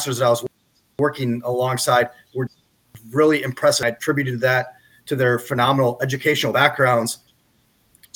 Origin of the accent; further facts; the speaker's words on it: Bloomington, Minnesota, United States; I'm from Minnesota. I grew up in Bloomington.